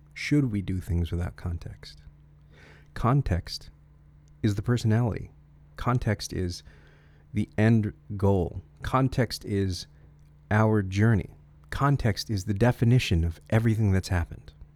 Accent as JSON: {"language": "English", "region": "Connecticut", "country": "United States", "tie": "born or raised there", "said": "I grew up in Connecticut"}